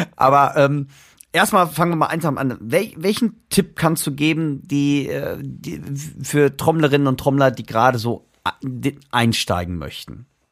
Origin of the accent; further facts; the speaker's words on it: Germany; weil wir sind Deutsche. Deutsch kann ich immer noch besser sprechen als Englisch